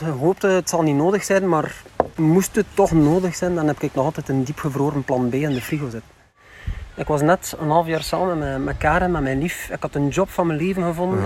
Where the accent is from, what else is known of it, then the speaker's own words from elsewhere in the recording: Flanders, Belgium; We zijn Vlamingen. Ja. Vlamingen zijn moeilijke babbelers